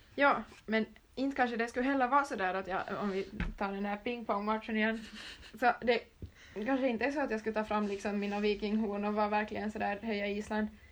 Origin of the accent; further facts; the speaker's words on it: Ostrobothnia, Finland; jag är från Österbotten så får jag ju finlandssvenska